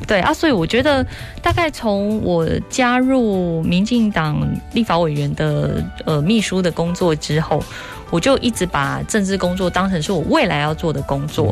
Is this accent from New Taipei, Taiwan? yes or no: no; Dali and Wufeng, Taichung, Taiwan; born or raised there